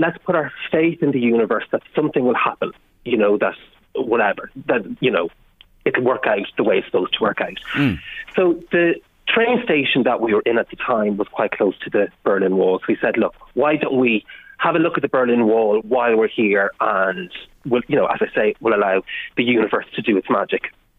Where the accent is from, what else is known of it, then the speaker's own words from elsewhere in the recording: Ireland; And often I think it's more related to being Irish. I think, you know, all of us in Ireland have those experiences because we're an island, we're small